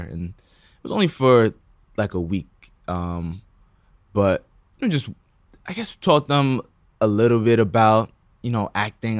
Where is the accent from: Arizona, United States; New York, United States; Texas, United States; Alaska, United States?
New York, United States; New Rochelle; also born or lived in Bronx, New York; I was born in the Bronx, but then I moved to New Rochelle, which is, like, outside of the city